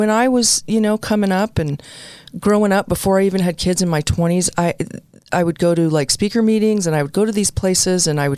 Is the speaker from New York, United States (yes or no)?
yes; New York City, New York, United States; moved away; also born or lived in New Jersey; I was born in the Bronx, raised a little bit in Jersey